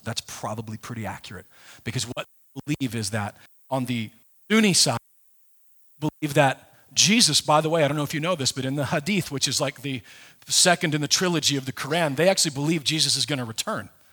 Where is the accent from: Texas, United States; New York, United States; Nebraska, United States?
Nebraska, United States; I was raised in, I was raised in Nebraska